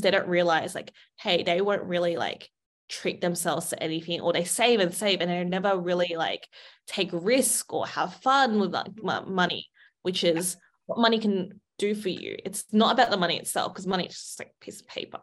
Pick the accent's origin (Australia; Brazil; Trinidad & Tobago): Australia; I grew up in Australia